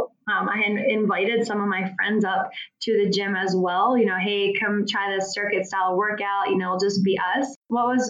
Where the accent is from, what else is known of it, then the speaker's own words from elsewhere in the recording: Philadelphia, Pennsylvania, United States; moved away as an adult; now in Arizona, United States; I'm originally from Philadelphia.